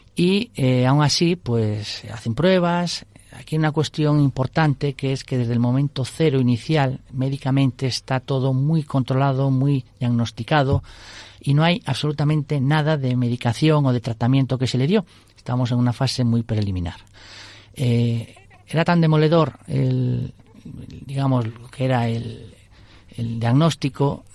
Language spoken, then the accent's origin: Spanish; Vigo, Galicia, Spain; now in Madrid, Spain; somos gallegos, de Vigo